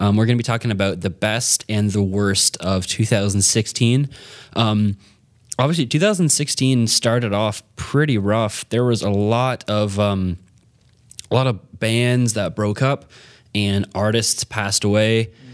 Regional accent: Canada; as a Canadian

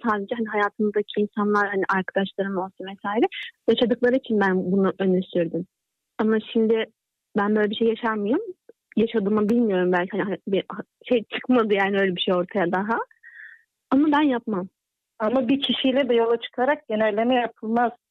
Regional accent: Black Sea Region, Turkey; Karadenizliyim zaten denk düşerek derki yolum oraya.

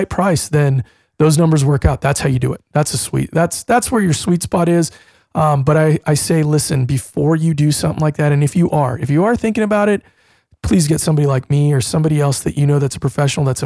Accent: California, United States; now in Phoenix, United States; I'm from California myself

